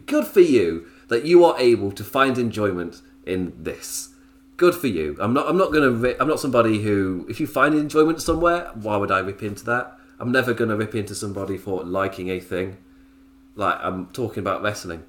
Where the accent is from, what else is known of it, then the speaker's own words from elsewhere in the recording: England, United Kingdom; Me as an Englishman